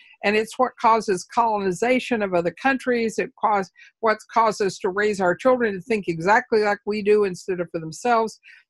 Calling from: Edmonds, Washington, United States; I'm in Seattle, or I'm in Edmonds, a beach town just north of Seattle.

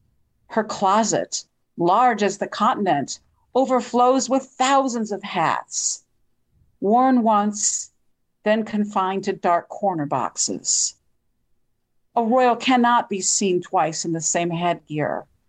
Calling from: Bisbee, Arizona, United States; I'm calling from Bisbee, Arizona.

